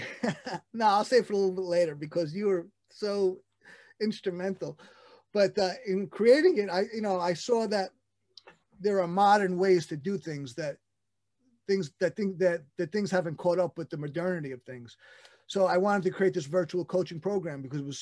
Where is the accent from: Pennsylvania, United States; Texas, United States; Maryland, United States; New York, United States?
New York, United States; New York City; I'm still in Brooklyn, born and raised and returned here